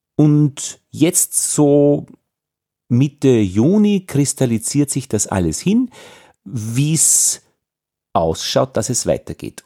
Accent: Austria; als Österreicher

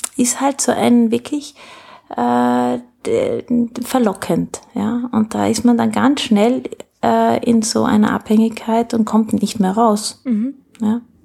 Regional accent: South Tyrol, Trentino-Alto Adige, Italy; also born or lived in France; now in Austria; Naja, äh, eigentlich in, in Südtirol. Ja. Ne? ja. Und dann aber lange in Frankreich

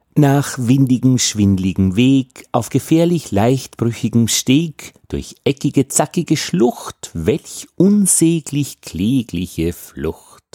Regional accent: Austria; als Österreicher

